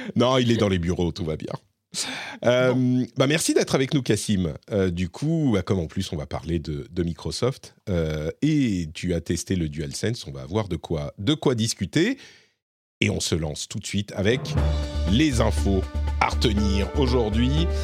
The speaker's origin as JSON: {"language": "French", "country": "Lebanon", "tie": "born or raised there", "moved": "yes", "said": "moi je suis né au Liban et j'ai passé beaucoup de temps euh, au Liban"}